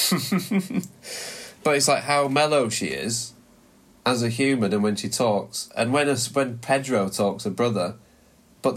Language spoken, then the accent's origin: English; Heckmondwike, Yorkshire and the Humber, United Kingdom; when I was a kid growing up in Hetmondwike, I always used to think, what would a video look like in my town